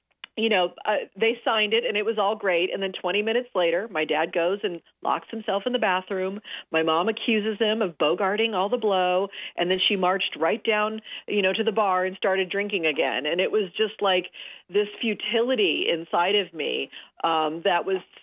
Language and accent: English; Los Angeles, California, United States; I grew up here in Los Angeles